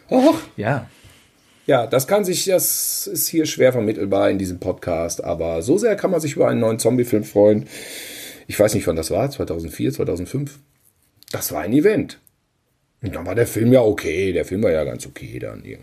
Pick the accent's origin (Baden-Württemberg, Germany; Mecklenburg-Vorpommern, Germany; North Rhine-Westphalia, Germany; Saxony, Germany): North Rhine-Westphalia, Germany; Cologne; Da, da muss ich jetzt mal hier als Kölner äh, mal den Unterschied.